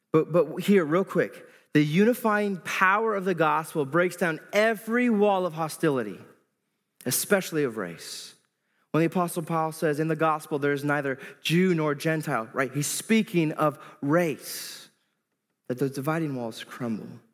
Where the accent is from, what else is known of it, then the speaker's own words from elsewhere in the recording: Iowa, United States; moved away as an adult; now in Moline, United States; I grew up in Iowa all my life